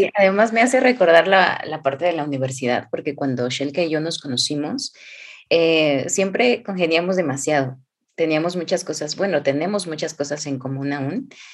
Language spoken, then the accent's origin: Spanish; Hidalgo, Mexico; moved away; also born or lived in Xalapa, Veracruz; yo soy del hermoso estado de Hidalgo, México